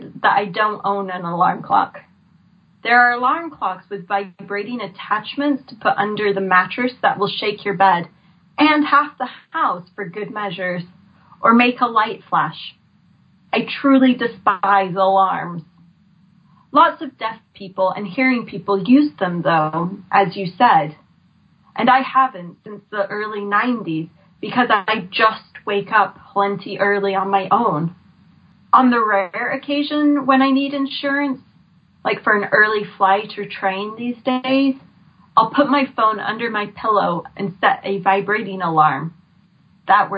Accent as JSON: {"language": "English", "region": "Florida", "country": "United States", "tie": "born or raised there", "moved": "yes", "said": "I grew up in Florida"}